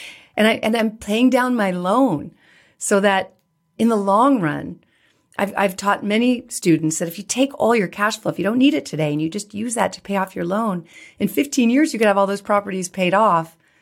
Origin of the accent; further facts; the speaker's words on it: California, United States; when I started investing, I came from California and had the California mindset, right?